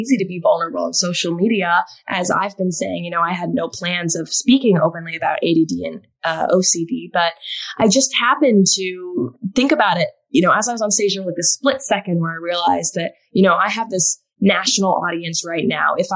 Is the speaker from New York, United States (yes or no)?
no; Alaska, United States; moved away as an adult; also born or lived in Arizona; growing up in Alaska, I was very much a tomboy.